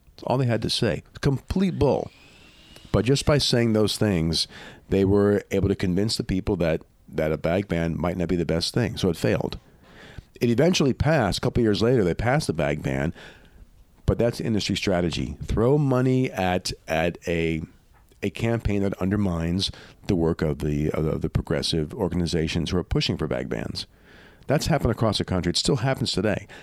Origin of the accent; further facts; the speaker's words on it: Louisiana, United States; where I grew up in Louisiana